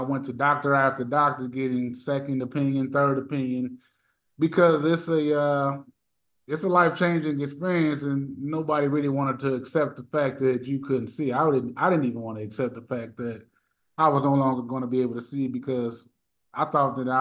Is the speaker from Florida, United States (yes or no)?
no; Merrillville, Indiana, United States; So I'm from Northwest Indiana, everybody. I'm from Maryville, Gary area